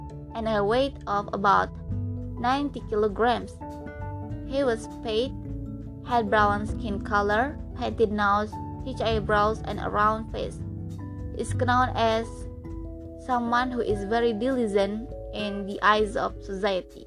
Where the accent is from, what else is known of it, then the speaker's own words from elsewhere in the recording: Kuningan, West Java, Indonesia; English is a second language; I was born in Kuningan, Wednesday, 20 June 2001.